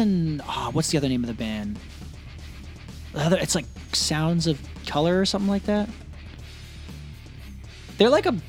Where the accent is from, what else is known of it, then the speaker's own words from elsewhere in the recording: Jamaica; I made it because I'm Jamaican, but I look white.